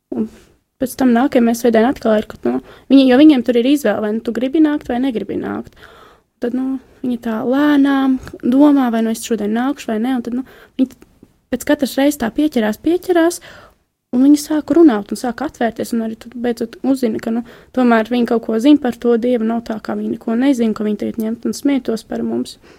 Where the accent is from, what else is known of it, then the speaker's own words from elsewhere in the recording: Jelgava, Jelgava Municipality, Latvia; Es nāku no Jālgavas